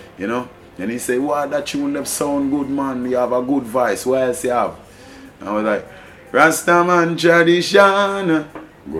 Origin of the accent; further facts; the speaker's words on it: Morant Bay, Saint Thomas, Jamaica; I and I come from the Stanton housing scheme, which is also in the capital of St. Thomas